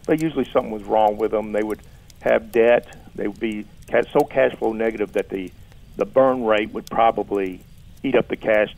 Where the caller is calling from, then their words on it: Crestwood, Kentucky, United States; Crestwood, Kentucky.